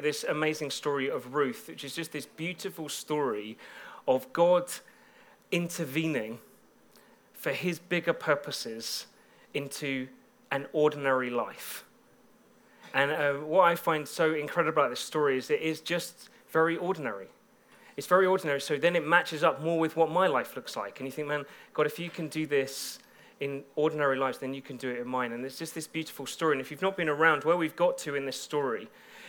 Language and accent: English; Bedford, East of England, United Kingdom; now in Birmingham, United Kingdom; I come from Bedford